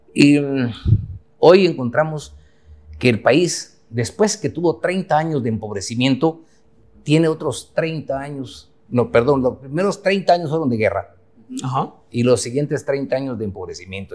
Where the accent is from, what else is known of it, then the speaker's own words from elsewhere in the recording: Huehuetenango, Guatemala; moved away as an adult; now in Guatemala City, Guatemala; yo nací en Huehue, en Huehuetenango. Me vine a estudiar Derecho aquí a la ciudad de Guatemala en la década de los 80.